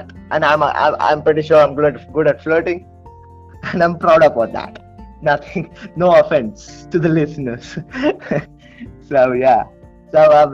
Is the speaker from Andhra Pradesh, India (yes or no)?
yes; Tirupati, Andhra Pradesh, India; Tirupati, which is my hometown